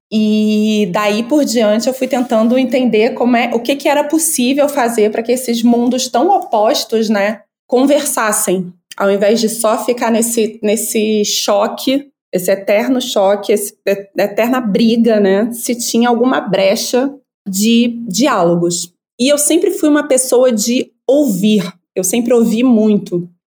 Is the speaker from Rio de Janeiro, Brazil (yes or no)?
yes; Rio de Janeiro, Brazil; eu sou antropóloga, sou carioca, suburbana, mãe do Hakim, que é um adolescente negro de 16 anos.